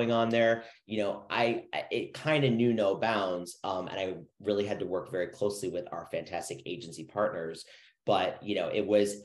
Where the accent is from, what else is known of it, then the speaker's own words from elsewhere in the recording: Chicago, Illinois, United States; moved away; I'm originally from Chicago, so I kind of understood that Midwest mentality